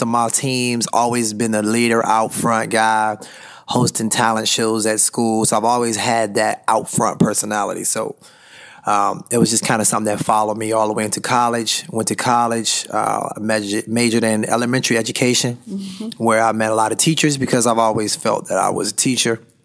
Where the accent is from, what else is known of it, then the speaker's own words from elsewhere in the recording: Washington, District of Columbia, United States; I grew up in Washington, D.C.